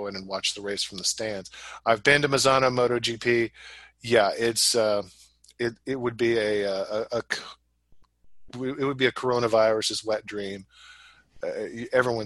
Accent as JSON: {"language": "English", "country": "United States", "said": "I'm from the United States"}